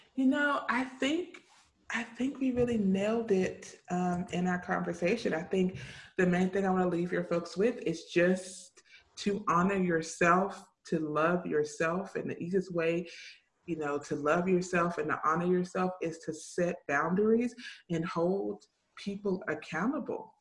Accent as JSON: {"language": "English", "region": "the South", "country": "United States", "tie": "born or raised there", "said": "I grew up in the South"}